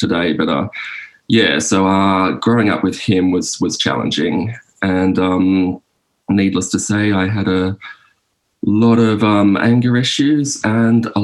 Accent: Sydney, New South Wales, Australia; I'm from Sydney, like inner Western Sydney.

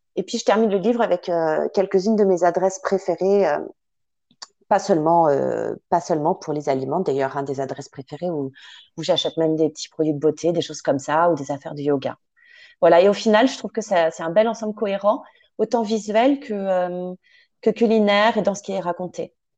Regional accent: Paris, Île-de-France, France; also born or lived in Sologne; j'ai grandi à Paris

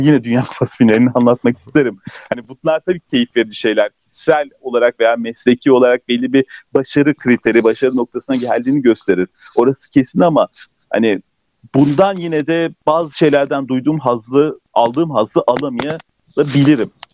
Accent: Turkey; tam bu ülkede yaşıyorum, Türkiye'liyim, bu ülkeden, kökenlerim bu ülkeden.

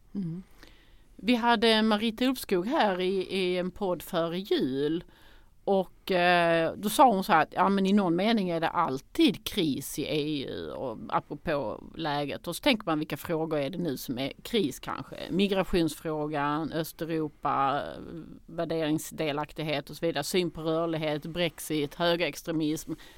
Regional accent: Sweden; som svenskar

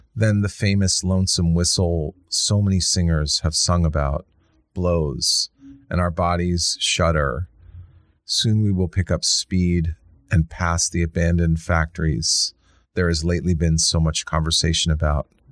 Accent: Washington, District of Columbia, United States; I grew up in Washington D.C.

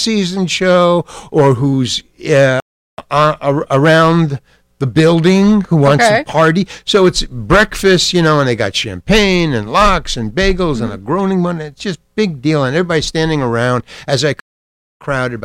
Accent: New York City, New York, United States; also born or lived in Syracuse; Far Rockaway, Long Island. I went to PS 106 Public School. And I went to Far Rockaway High

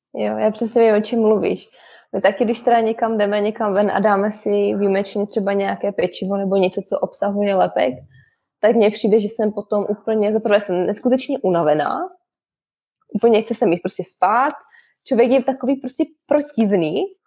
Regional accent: Czechia; u nás v Čechu

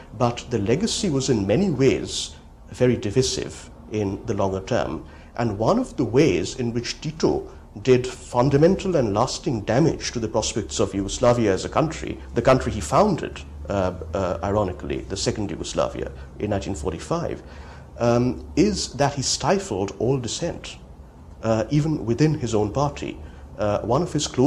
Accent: India; moved away; also born or lived in United States; growing up in India

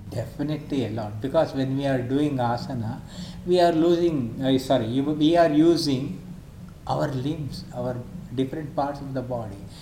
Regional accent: Mysore, Karnataka, India; now in Bangalore, India; born and brought up in Mysore city. I had my education completely in Mysore

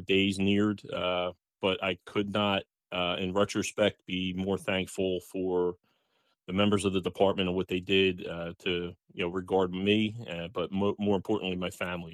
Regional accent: Pennsauken, New Jersey, United States; I was, uh, born and raised in Pennsauken

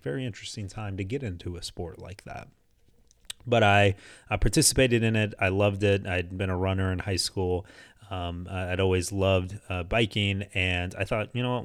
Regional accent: Houston, Texas, United States; now in Phoenix, United States; I grew up in Houston for the first half of my life, lived there up until two thousand four, uh, then moved here to Phoenix

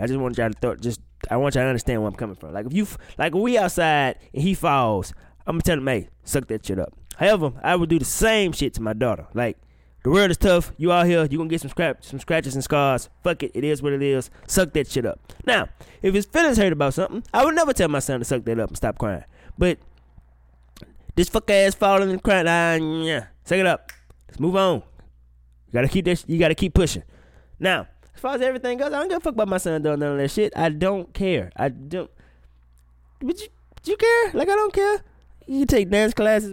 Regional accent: Mississippi, United States; I'm from Mississippi

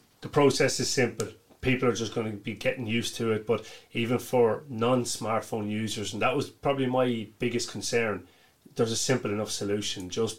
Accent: Cavan, Ulster, Ireland; we're from Cavan

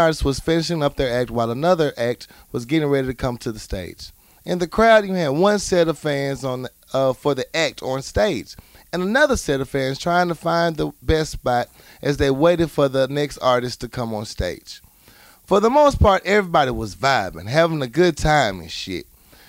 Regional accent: the South, United States; I'm an African-American male. I was born and raised in the South, so I'm very aware of racial tension in our country.

